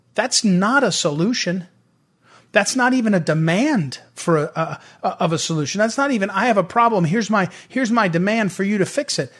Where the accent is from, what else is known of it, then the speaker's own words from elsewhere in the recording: St. Louis, Missouri, United States; I'm from St. Louis.